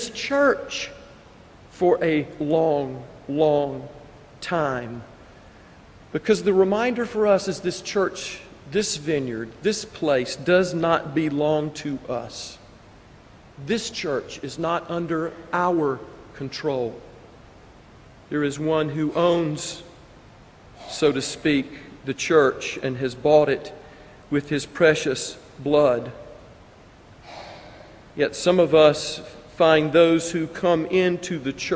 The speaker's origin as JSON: {"language": "English", "country": "United States", "said": "we as Americans"}